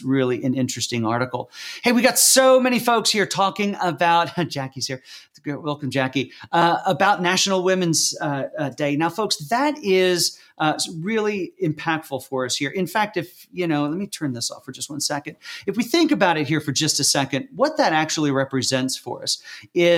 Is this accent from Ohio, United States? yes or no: no; York, Pennsylvania, United States; I was born in York, Pennsylvania, not far from Lancaster in Lancaster County